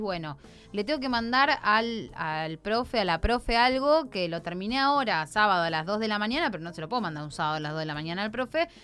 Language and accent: Spanish; Santa Fe, Argentina; Nosotros dentro de la provincia de Santa Fe somos un poco pampeanos, somos un poco rioplatenses y somos un poco litoraleños, que es lo lindo de nuestra provincia